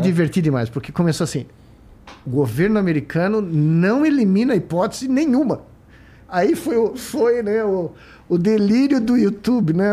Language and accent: Portuguese; Brazil; moved away as an adult; also born or lived in United States; Quando eu saí do Brasil, eu saí do Brasil muito jovem, né? Pelo menos para mim, 28 anos, com 89